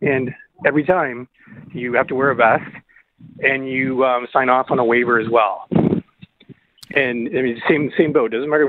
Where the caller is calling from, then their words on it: Orillia, Ontario, Canada; I'm calling from Aurelia, obviously.